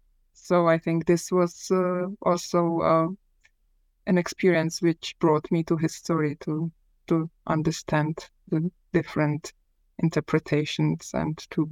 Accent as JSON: {"language": "English", "region": "Prague", "country": "Czechia", "tie": "born or raised there", "said": "So I was born in Prague in the early 1970s, which means that I spent my childhood and majority of my teenage in communist Czechoslovakia"}